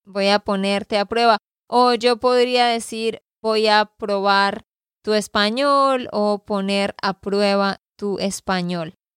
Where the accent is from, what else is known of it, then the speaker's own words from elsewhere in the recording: Santander, Colombia; de Santander, Colombia